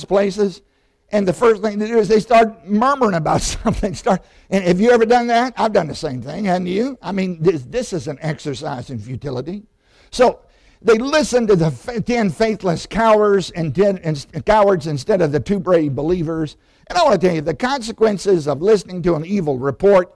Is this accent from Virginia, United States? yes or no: yes; Southside, Virginia, United States; I grew up in Southside, Virginia, Randolph Henry High School